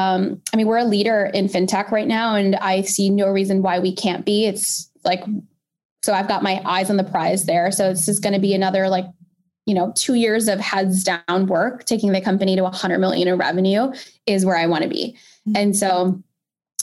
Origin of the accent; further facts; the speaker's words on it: Pakistan; I'm a Pakistani 5-foot woman